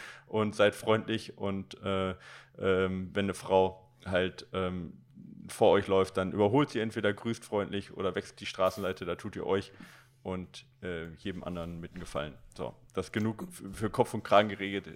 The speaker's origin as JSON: {"language": "German", "town": "Recklinghausen", "region": "North Rhine-Westphalia", "country": "Germany", "tie": "born or raised there", "said": "ich bin in Recklinghausen Süd groß geworden"}